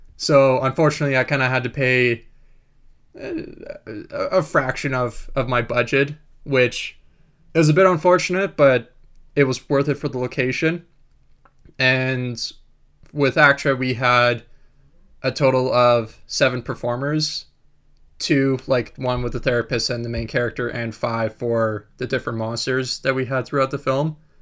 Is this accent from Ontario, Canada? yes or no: no; Winnipeg, Manitoba, Canada; moved away; also born or lived in Vancouver; I grew up in Winnipeg